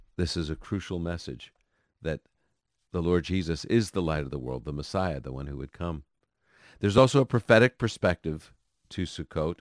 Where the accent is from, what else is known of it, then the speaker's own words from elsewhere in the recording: New York City, New York, United States; growing up in Brooklyn, New York